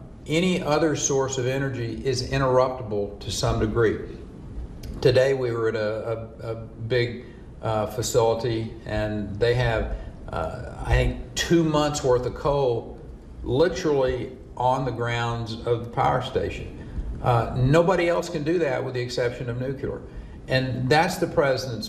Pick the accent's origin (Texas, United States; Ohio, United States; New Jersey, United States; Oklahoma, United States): Texas, United States; being a Texan